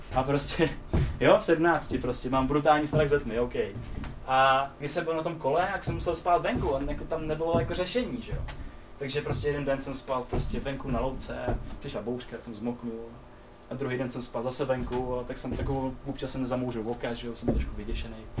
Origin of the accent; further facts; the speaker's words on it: Czechia; pak jsem zjistil, že jsme Češi